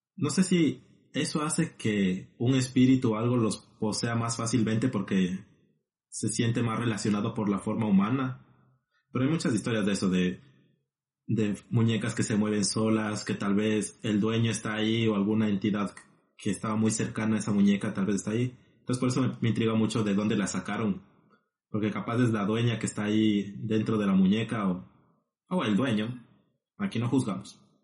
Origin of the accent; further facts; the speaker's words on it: Ecuador; now in La Plata, Argentina; Siendo dos compatriotas ecuatorianos